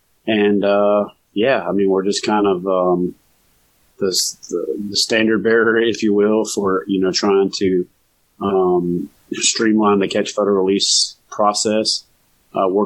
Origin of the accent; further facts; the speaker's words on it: Louisiana, United States; moved away as an adult; also born or lived in Virginia Beach, Virginia / Norfolk, Virginia / Corpus Christi, Texas; I'm from Louisiana. So I grew up where water was pretty much out my front door.